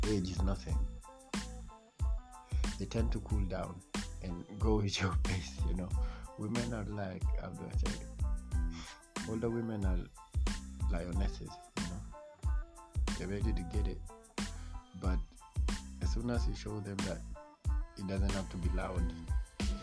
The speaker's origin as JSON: {"language": "English", "country": "Kenya", "said": "I'm from Kenya"}